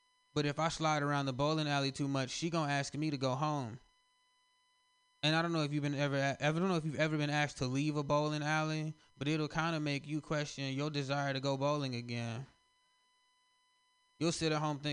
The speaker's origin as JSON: {"language": "English", "region": "the South", "country": "United States", "moved": "yes", "lives_now": "San Francisco, United States", "said": "I'm from the South, so I'm used to, like, Confederate people and Southern pride"}